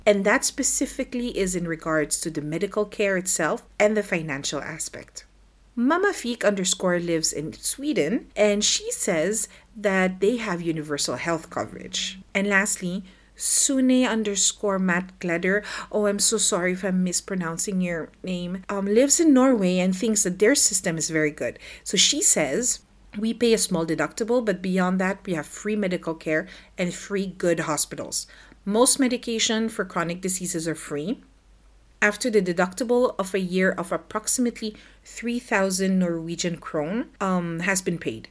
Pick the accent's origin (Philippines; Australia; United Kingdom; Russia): Philippines; moved away as an adult; now in France; I grew up in the Philippines and in two thousand eleven, I decided to move to France with my husband and my daughter.